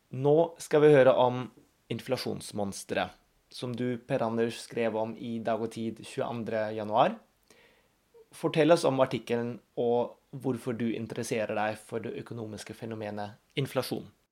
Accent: Germany; moved away; Jeg er født og oppvokst i Tyskland

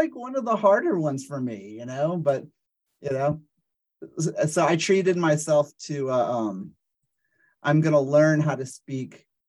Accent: New Orleans, Louisiana, United States; I'm actually from New Orleans. I was born and raised in New Orleans, and so it's kind of more like a Creole French that I'm, you know, that's my ancestry.

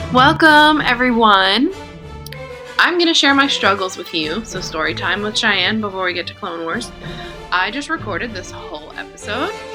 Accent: Jamaica; I'm Jamaican

